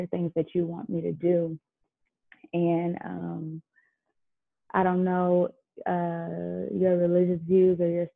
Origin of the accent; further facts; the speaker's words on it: Detroit, Michigan, United States; born and raised in Detroit, Michigan